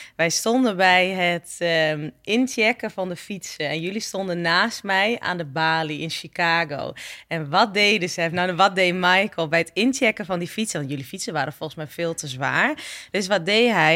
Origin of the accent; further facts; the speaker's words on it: eastern Netherlands, Netherlands; ik kom uit het oosten